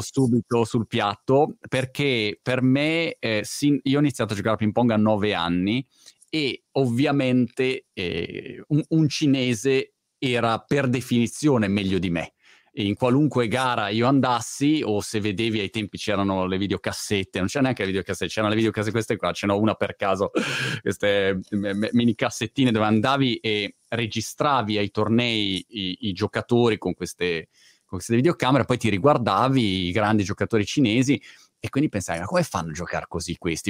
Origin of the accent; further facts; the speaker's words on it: Milan, Lombardy, Italy; moved away as an adult; now in United Kingdom; da ragazzino vivevo a Milano